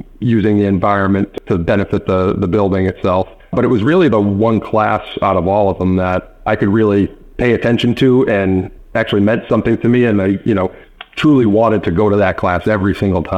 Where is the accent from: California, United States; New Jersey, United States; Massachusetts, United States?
Massachusetts, United States; Wrentham; I grew up in Wrentham, Mass, which is right next to Plainville